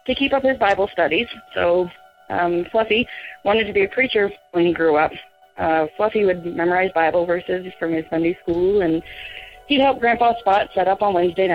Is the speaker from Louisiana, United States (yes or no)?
no; Oklahoma, United States; moved away as an adult; now in New Mexico, United States; I'm from Oklahoma, but military's got me living in New Mexico at the moment